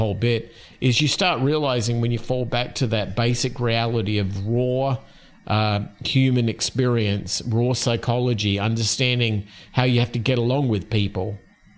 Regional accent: Australia; moved away as an adult; now in Phoenix, United States; Where I grew up in Australia

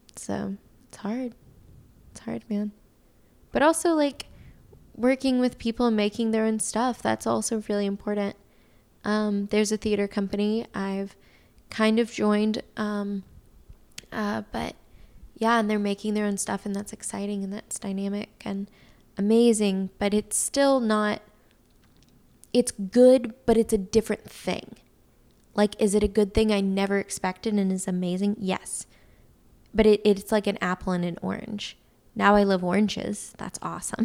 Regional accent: West Tennessee, United States; I'm from West Tennessee

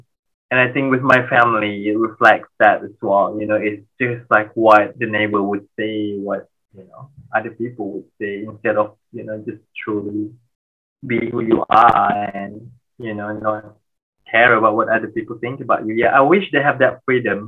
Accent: Malaysia; moved away; we're Malaysian, we bonded by food

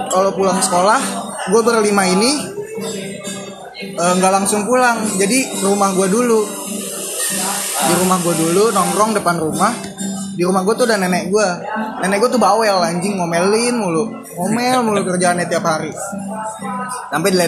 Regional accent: Kalimantan, Indonesia; Gua aja nggak tahu yang orang Kalimantan.

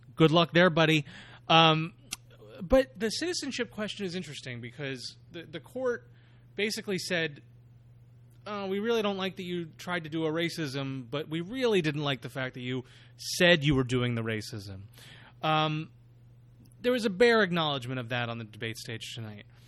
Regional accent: New York, United States; as a New Yorker myself

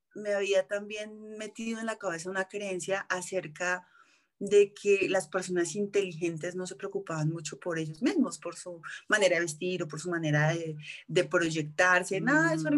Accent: Colombia; also born or lived in New York; soy colombiana.

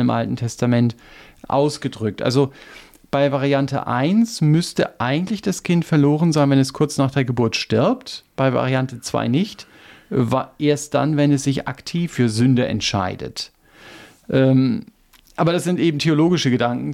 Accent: Germany; wir als Deutsche

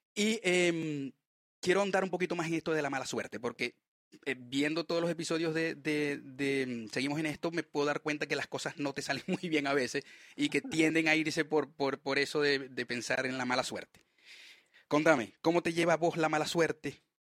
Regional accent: Maracaibo, Zulia, Venezuela; moved away as an adult; now in Chile; la región de donde yo soy

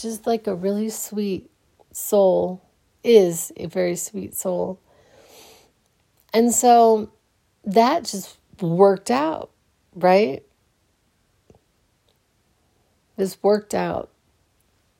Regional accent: Phoenix, Arizona, United States; I grew up in the West Side of Phoenix

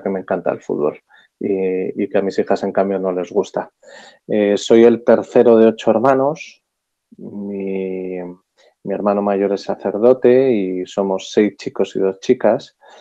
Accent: Madrid, Community of Madrid, Spain; yo soy un madrileño de 48 años

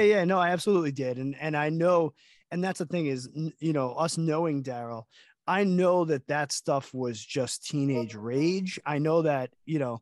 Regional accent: Long Island, New York, United States; We're from Long Island

